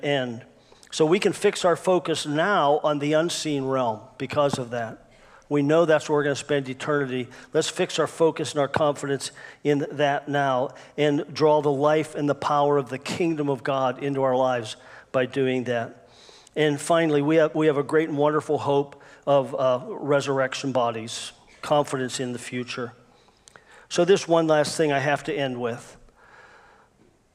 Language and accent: English; United States; I'm an American Christian. I love America, and I'm so thankful I live here